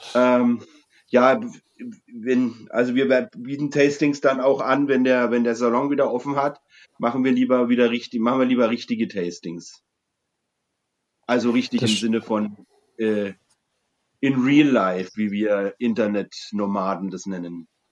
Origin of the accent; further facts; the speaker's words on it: Franconia, Bavaria, Germany; als Franke